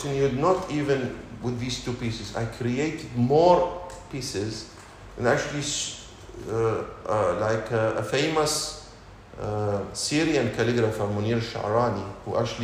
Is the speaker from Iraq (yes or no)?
yes; Iraq; moved away as an adult; now in Dubai, United Arab Emirates; When I left Iraq, Dubai, that was the first time I leave my home country